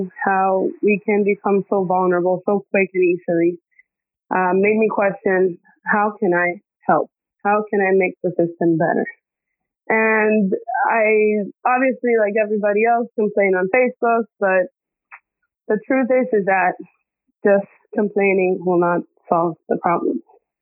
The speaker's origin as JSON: {"language": "English", "country": "Dominican Republic", "tie": "born or raised there", "also_born_or_lived": "Puerto Rico / New York", "moved": "as an adult", "lives_now": "Florida, United States", "said": "my mom's Dominican. So when I was 2 years old, my mom decided to move back to Dominican Republic. And from there, I grew up in the island until I was 18"}